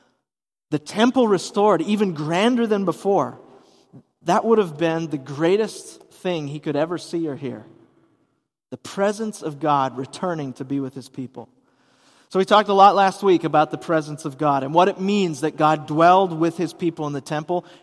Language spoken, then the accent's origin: English; Hudson, Wisconsin, United States; I grew up in Hudson, Wisconsin